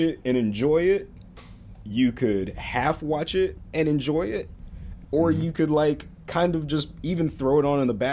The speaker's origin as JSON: {"language": "English", "region": "Florida", "country": "United States", "moved": "yes", "said": "all three of us are from Florida. We're all Florida people"}